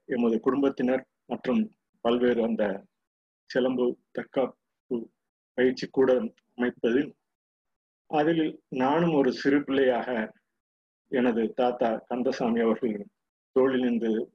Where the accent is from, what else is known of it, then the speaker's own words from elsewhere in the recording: Ponmalai, Tamil Nadu, India; யாம் பிறந்தது பொன்மலை என்ற பகுதியில்